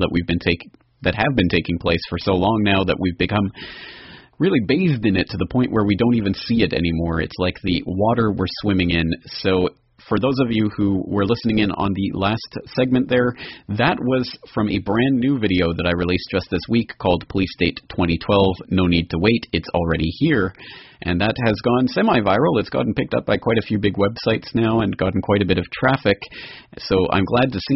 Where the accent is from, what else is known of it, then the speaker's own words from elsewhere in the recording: Canada; myself being Canadian